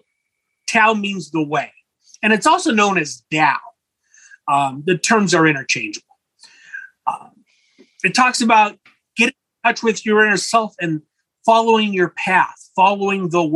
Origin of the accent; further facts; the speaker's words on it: Los Angeles, California, United States; also born or lived in Imperial Valley, California; When I was a boy growing up in Los Angeles